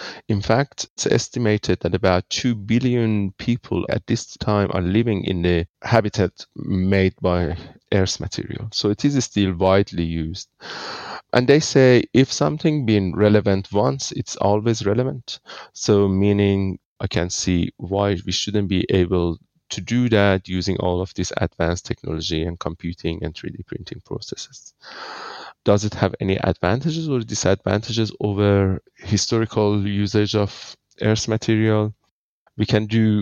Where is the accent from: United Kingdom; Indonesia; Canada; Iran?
Iran; moved away as an adult; now in Australia; I'm originally from Iran, living in Australia for 20 years. I studied my electrical engineering in Iran and then came here to Australia